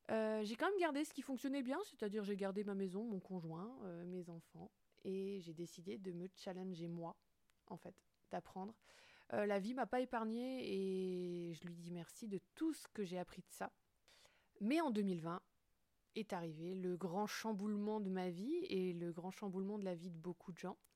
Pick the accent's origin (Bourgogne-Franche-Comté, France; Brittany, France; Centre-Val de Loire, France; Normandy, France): Brittany, France; je dirais que je suis une femme, que je suis bretonne, j'habite à Brest, je suis entrepreneuse depuis 2020